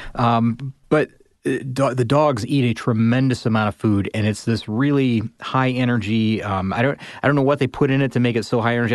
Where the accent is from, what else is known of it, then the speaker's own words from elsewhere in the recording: Midwest, United States; I grew up in the Midwest